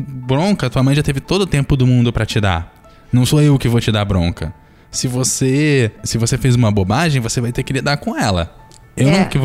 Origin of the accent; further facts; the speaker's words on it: Rio de Janeiro, Brazil; moved away as an adult; Eu tô aqui no Espírito Santo, mas eu sou carioca. E eu, quando eu vim fazer a faculdade, não, não tem jeito.